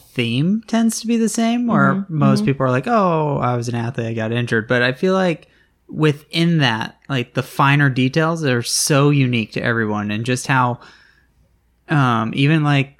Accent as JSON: {"language": "English", "region": "Northeast", "country": "United States", "said": "We start talking, find out we're both originally from the Northeast."}